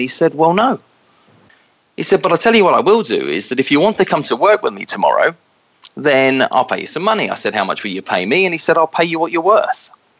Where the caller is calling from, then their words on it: just outside New York City, United States; moved away; Today I'm calling from my home just outside New York City